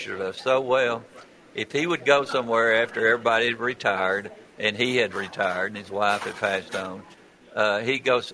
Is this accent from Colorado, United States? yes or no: no; Kittrell, Tennessee, United States; also born or lived in Jacksonville area; I grew up in the Kittrell-Readville area and in the Jakestown area